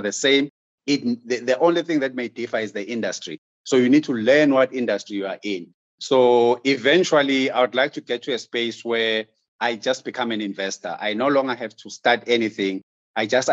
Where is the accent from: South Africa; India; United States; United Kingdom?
South Africa; as a South African business person